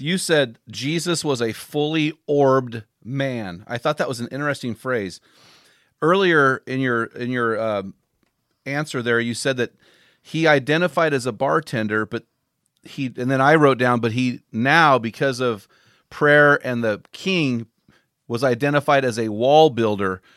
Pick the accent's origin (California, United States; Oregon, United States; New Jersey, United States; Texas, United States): California, United States; Morro Bay; I grew up in Morro Bay, so just down the road from you.